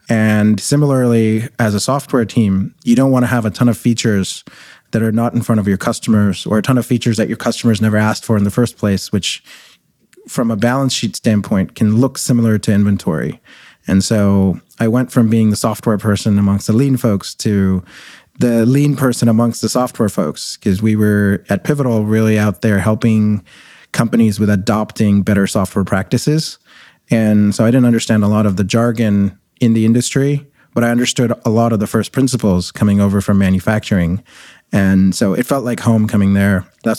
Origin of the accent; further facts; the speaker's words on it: Kuwait; moved away as an adult; also born or lived in India; now in Canada; I was born in India. I grew up in the Middle East. My family were actually refugees in Desert Storm, and then when we lived in Kuwait. And then I came to Canada as an international student